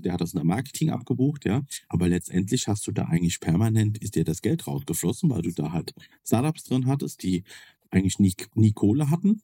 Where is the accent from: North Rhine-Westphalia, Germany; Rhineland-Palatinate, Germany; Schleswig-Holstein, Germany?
Rhineland-Palatinate, Germany; Kaiserslautern; also ich komme ja aus Kaiserslautern, das ist ja so ein nettes Örtchen mit plus minus 100.000 Einwohnern.